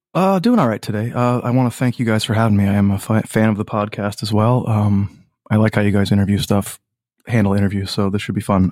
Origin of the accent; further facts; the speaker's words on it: Old Saybrook, Connecticut, United States; also born or lived in Boston, Massachusetts / Clinton, Connecticut; I grew up in Old Saybrook, Connecticut